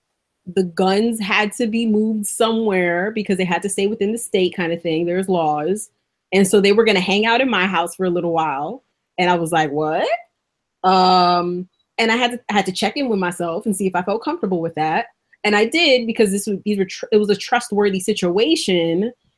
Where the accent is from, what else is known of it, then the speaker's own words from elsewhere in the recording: New York City, New York, United States; now in Oregon, United States; I grew up in the South Bronx, so it is what it is.